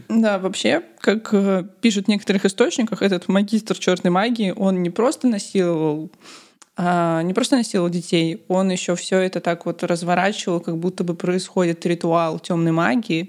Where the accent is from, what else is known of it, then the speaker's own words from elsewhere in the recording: Kaliningrad, Kaliningrad Oblast, Russia; На районе, где я росла, в Калининграде, было раньше очень много цыган.